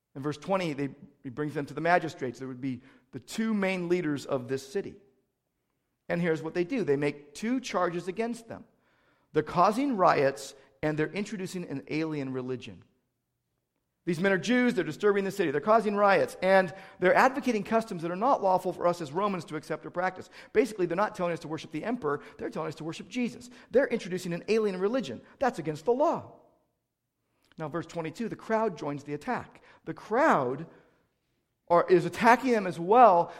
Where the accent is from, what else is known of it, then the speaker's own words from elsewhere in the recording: United States; as American Christians